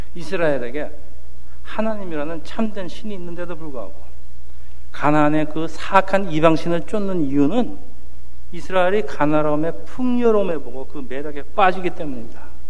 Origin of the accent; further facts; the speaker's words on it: South Korea; moved away as an adult; now in United States; 한국 이민 1세들의 그 저희 세대의 75%가 교회에 적을 두고 있다는 보고서가 있는데